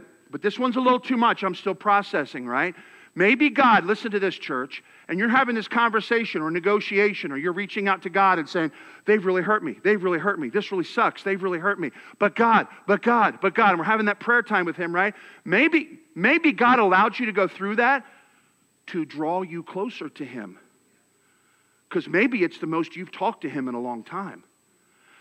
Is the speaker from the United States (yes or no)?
yes; Philadelphia, Pennsylvania, United States; now in Texas, United States; I'm from Philadelphia